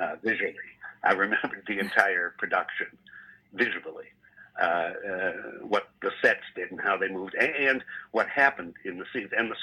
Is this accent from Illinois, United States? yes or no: yes; Evanston, Illinois, United States; also born or lived in Chicago, Illinois; I grew up in Evanston, Illinois. I was born in Chicago, and we moved into Evanston